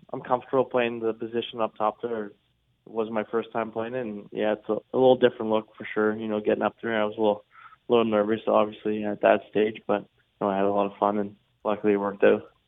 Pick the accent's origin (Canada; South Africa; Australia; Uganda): Canada; near Halifax, Nova Scotia; I've been back home in the valley in my hometown, uh, living there, spending lots of time with my friends and family, and then every day I've been going up to Halifax